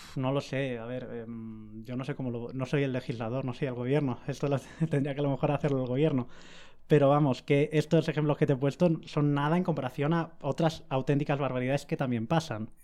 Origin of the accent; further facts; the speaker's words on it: Alicante, Valencian Community, Spain; yo soy de Alicante